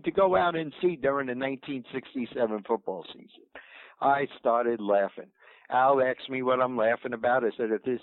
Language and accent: English; New York City, New York, United States; moved away; I grew up in Brooklyn